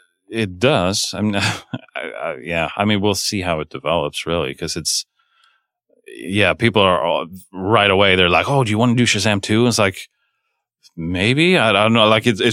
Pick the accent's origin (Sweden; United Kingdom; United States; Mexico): Sweden; moved away; I'm from Sweden, but I've never shot there